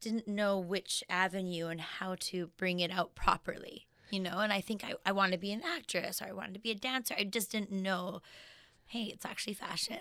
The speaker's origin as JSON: {"language": "English", "town": "Regina", "region": "Saskatchewan", "country": "Canada", "tie": "born or raised there", "said": "I was born in Regina, Saskatchewan"}